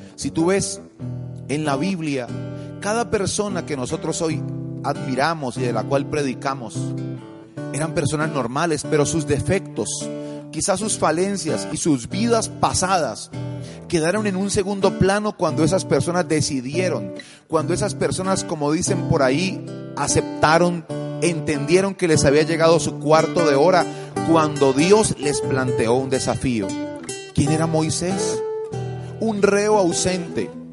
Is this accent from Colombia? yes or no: yes; Colombia; en mi país, en Colombia